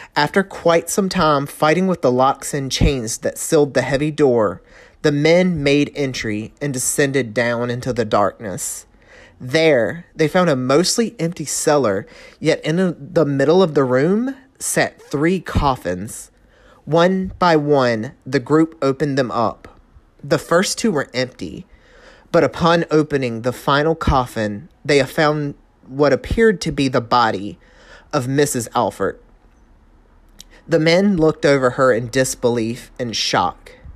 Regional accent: North Carolina, United States; accent: Southern; moved away as an adult; I'm a Southern Belle. I was born and raised in North Carolina. Uh, lived there for the first twenty-five, twenty-six, twenty-seven ye, ish years of my life

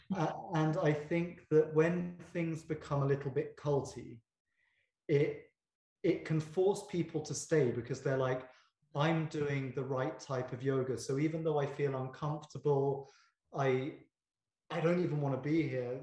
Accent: United Kingdom; I'm very British

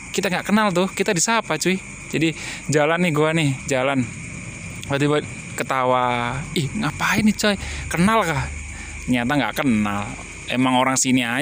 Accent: Gresik, East Java, Indonesia; now in Rantau, Indonesia; Saya dari Jawa Timur, Kota Gresik, Surabaya, tiba-tiba harus ke Kalimantan, Banjarmasin, apalagi di Kabupaten Tapin.

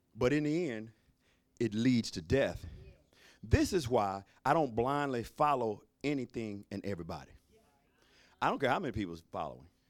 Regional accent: Alabama, United States; I'm from Alabama

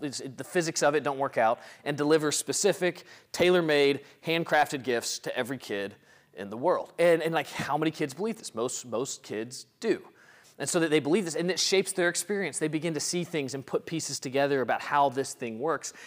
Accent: Mississippi, United States; a Mississippi boy growing up in the Deep South

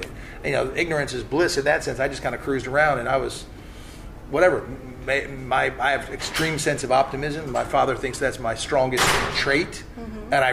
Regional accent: Malibu, California, United States; moved away; also born or lived in Pocatello, Idaho / Frederick County, Virginia; I was from Malibu

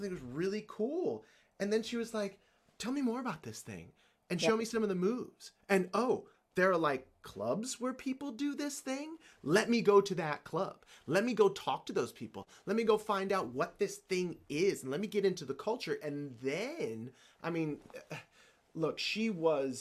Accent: the South, United States; I grew up in the South in the generation of children that was to be seen and not heard

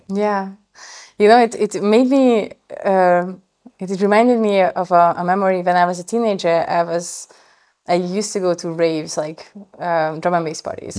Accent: Hungary; moved away; I'm coming from Hungary

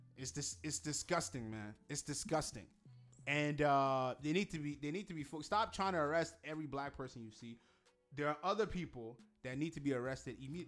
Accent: Nigeria; I'm actually more proud to be Igbo than Nigerian.

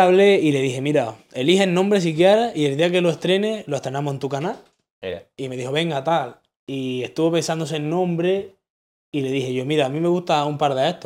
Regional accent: Granada, Andalusia, Spain; el hecho de yo ser de Granada, hmm. literalmente mi acento ya me hace distinguirme de todo el mundo

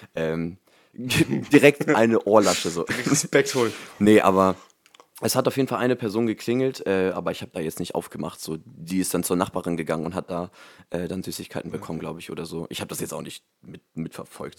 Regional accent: Germany; also born or lived in Hamburg; in Hamburg bin ich geboren, aber halt auch dann direkt ähm, jetzt hier, wo ich jetzt wohne, auch ähm, direkt dann auch groß geworden

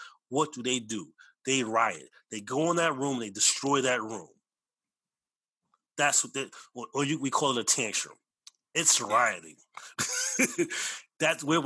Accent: United States; both my parents are from Belize. I was born here

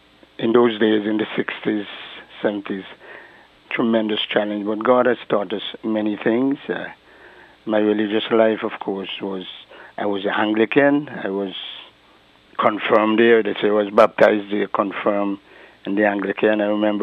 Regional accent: English Harbour, Saint Paul, Antigua & Barbuda; also born or lived in Bethesda, Antigua; At the age of 13, we left Bethesda and reside most of my life in English Harbor, where my parents actually are from. I attended the Bethesda Primary School until I moved over to English Harbor, and I attended Pilgrim High School

